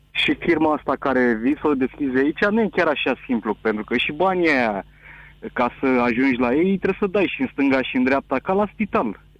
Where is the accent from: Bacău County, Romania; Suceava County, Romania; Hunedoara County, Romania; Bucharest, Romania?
Bucharest, Romania; eu sunt din București.